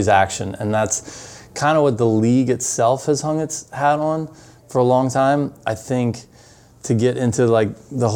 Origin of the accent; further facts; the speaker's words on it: Baltimore, Maryland, United States; now in San Diego, United States; I grew up in Baltimore, Maryland, so I used to go to the Baltimore Thunder games back in the day